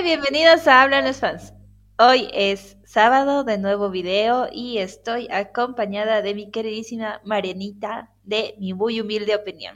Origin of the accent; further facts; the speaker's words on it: Bolivia; en Bolivia decimos